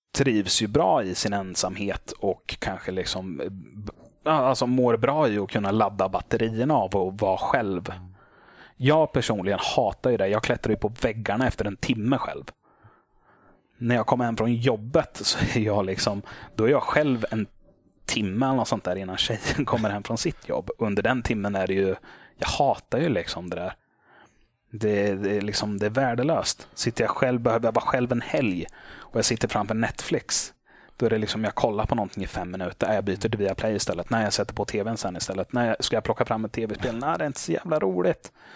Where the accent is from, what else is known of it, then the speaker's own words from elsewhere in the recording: Motala, Östergötland, Sweden; moved away as an adult; now in Småland, Sweden; jag hade flyttat ner hit till Småland. Men det hade hänt hemma i Motala.